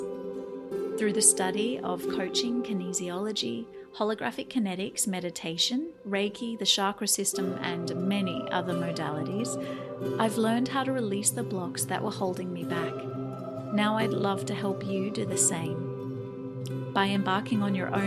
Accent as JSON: {"language": "English", "town": "Newcastle", "region": "New South Wales", "country": "Australia", "tie": "born or raised there", "said": "the Opened Mind Space in Newcastle, Australia. Shout out to my hometown"}